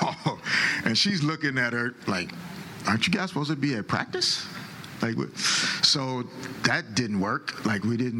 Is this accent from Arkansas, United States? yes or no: yes; Little Rock, Arkansas, United States; growing up in Little Rock